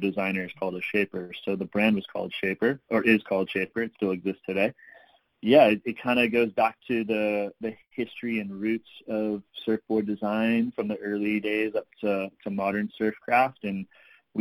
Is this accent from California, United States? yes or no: yes; East Bay, San Francisco Bay Area, California, United States; moved away as an adult; also born or lived in San Diego / Oregon / Mexico; I grew up in the East Bay of San Francisco Bay Area where it wasn't really surf friendly